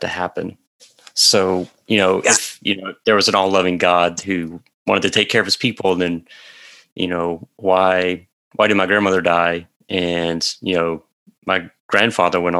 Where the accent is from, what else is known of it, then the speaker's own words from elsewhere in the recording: Mississippi, United States; I grew up in a small town in Mississippi, so very central part of the state.